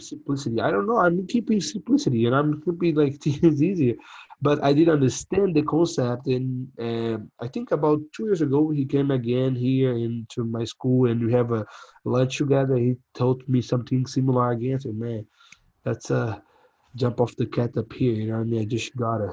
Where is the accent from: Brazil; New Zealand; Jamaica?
Brazil; English is a second language; moved away as an adult; now in San Angelo, United States; we come from Brazil, third country, and like you know have a crazy past